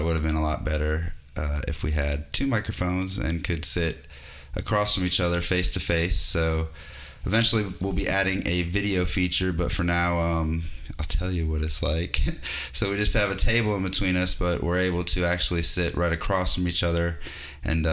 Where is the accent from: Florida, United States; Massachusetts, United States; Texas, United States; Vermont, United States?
Massachusetts, United States; Boston; moved away; I was born in Boston